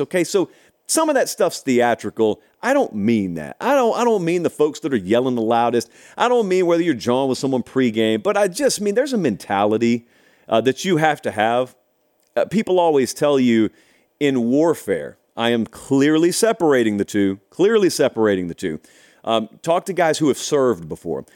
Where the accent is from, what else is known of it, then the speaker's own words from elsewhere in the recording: Harris County, West Central Georgia, United States; I grew up in West Central Georgia